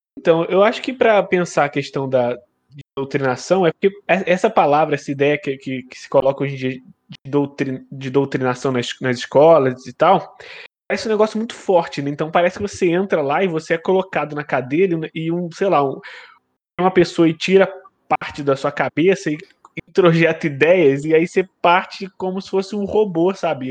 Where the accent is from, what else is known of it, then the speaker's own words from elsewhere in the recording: Teresópolis, Rio de Janeiro, Brazil; Eu também sou de Teresópolis